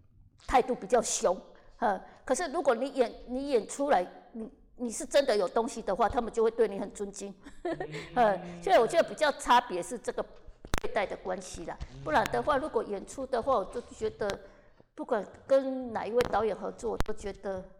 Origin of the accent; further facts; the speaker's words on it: Kaohsiung, Taiwan; 因为我是高雄的舞台剧演员，没有人认识，所以我一定要到台北